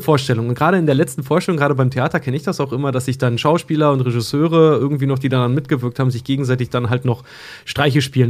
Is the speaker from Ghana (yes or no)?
no; Schwedt, Brandenburg, Germany; now in Hamburg, Germany; In meiner Heimatstadt Schwedt